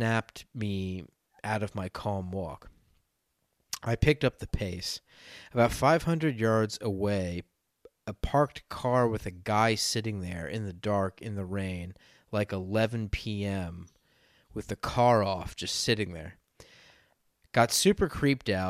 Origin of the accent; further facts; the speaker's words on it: Maryland, United States; Growing up in Maryland, we used to hear foxes in the woods all the time